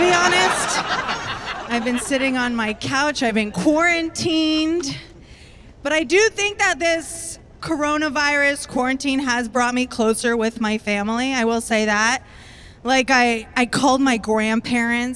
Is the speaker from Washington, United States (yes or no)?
no; Tampa, Florida, United States; now in Brooklyn, United States; I am originally from Tampa, Florida